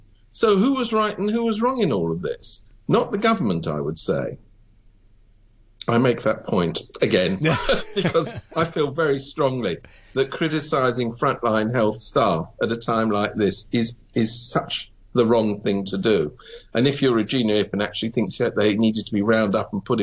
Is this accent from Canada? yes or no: no; United Kingdom; now in Hong Kong; I come from Britain.